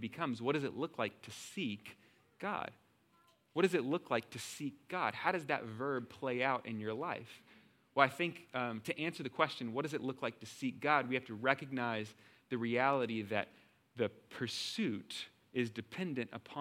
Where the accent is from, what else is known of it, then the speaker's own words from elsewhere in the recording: Texas, United States; I'm from Texas